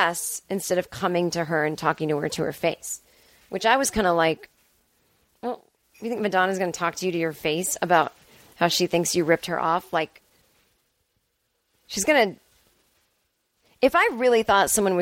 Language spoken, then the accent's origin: English; Boston, Massachusetts, United States; I'm a girl from Boston